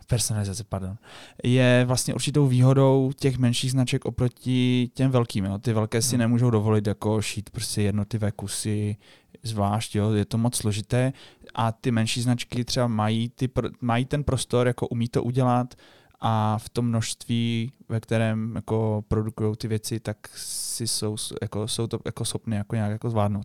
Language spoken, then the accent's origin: Czech; Český Těšín, Moravian-Silesian Region, Czechia; jsme z toho Českého Těšina, kde teda žije velká komunita jako Poláků. My jsme taky teda Poláci